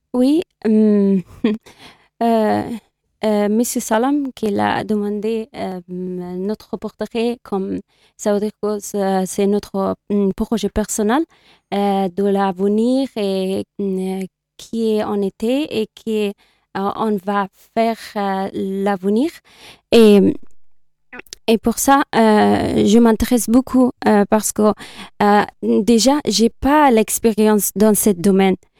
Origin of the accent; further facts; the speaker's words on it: Kabul, Afghanistan; French is a second language; moved away as an adult; now in Le Mans, France; Je suis née à Kaboul, en Afghanistan